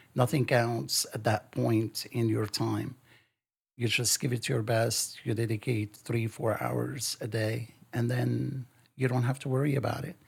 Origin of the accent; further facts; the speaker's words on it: Lebanon; now in United States; I was born in Lebanon and I grew up in Lebanon.